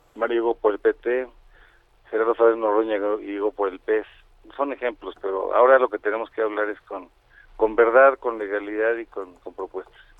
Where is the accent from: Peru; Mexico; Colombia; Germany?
Mexico; Todos somos mexicanos, aquí vivimos